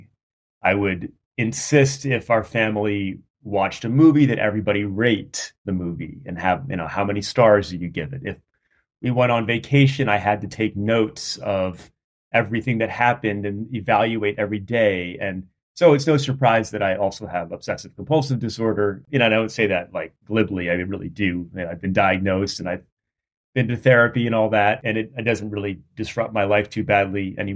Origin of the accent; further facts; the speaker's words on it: Rhode Island, United States; I grew up in Rhode Island in a pretty rural area